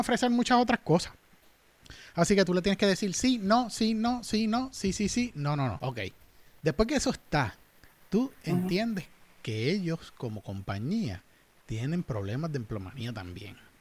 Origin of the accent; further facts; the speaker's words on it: Manatí, Puerto Rico; moved away as an adult; also born or lived in United States; soy natural de Manatí